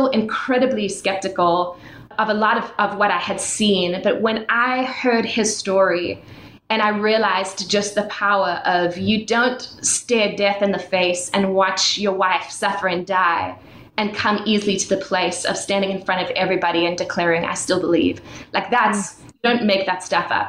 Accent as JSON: {"language": "English", "country": "South Africa", "tie": "born or raised there", "moved": "yes", "said": "I was born and raised in South Africa, and I was born into a Christian family."}